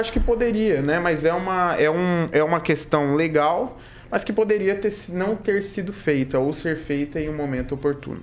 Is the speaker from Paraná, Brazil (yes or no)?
yes; Maringá, Paraná, Brazil; minha infância, lá no Jardim Alvorada